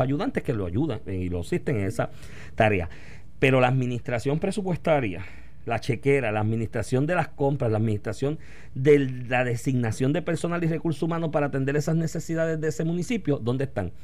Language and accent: Spanish; Puerto Rico; donde yo me crié, Aguabuena, Sidra, Comerío y Calley, que están ahí